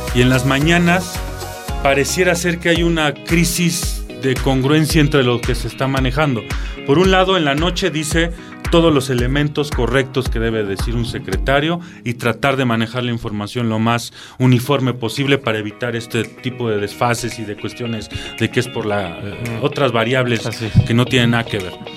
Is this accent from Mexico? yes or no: yes; Mexico; debemos nosotros como mexicanos